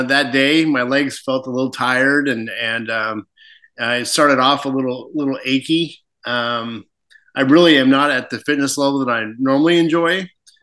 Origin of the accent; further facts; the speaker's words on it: Spokane, Washington, United States; moved away as an adult; I grew up in Spokane.